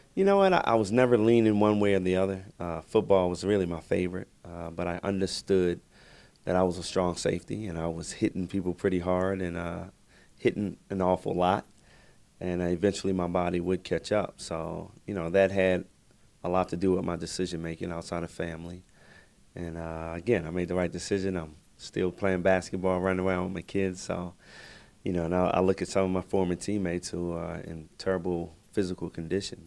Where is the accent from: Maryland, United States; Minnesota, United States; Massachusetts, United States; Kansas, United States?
Maryland, United States; Baltimore; I grew up in Baltimore